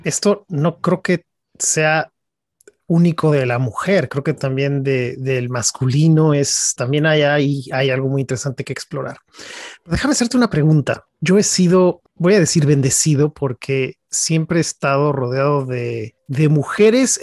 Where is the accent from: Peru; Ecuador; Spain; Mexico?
Mexico; siendo los tres mexicanos